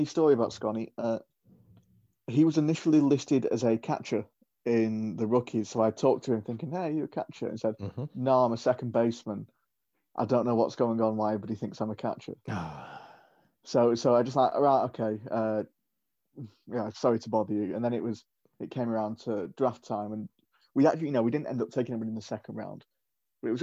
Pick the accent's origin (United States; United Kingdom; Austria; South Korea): United Kingdom; I'm British